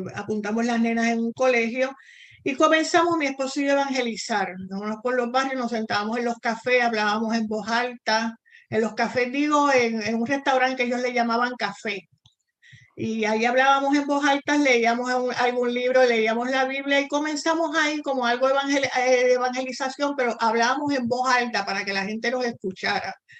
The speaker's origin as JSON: {"language": "Spanish", "town": "San Juan", "country": "Puerto Rico", "tie": "born or raised there", "also_born_or_lived": "Argentina", "moved": "as an adult", "said": "yo soy puertorriqueña, igual que tú. Eh, nací en San Juan, Puerto Rico"}